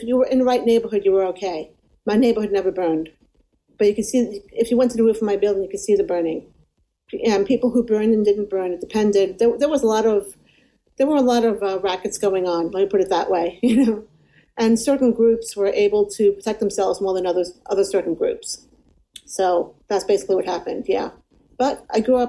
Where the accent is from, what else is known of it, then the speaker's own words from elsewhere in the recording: New York City, New York, United States; I grew up in the Bronx